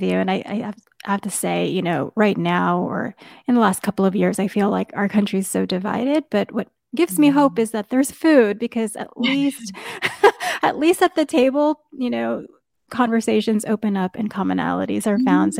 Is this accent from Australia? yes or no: no; New York, United States; And I just remember growing up in New York, the only place I could find it was in Chinatown.